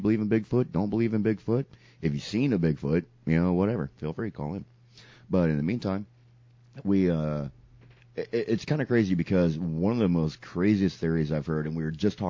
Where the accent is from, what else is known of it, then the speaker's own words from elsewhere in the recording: Sarasota, Florida, United States; Sarasota, prime example, my hometown is known for being a circus town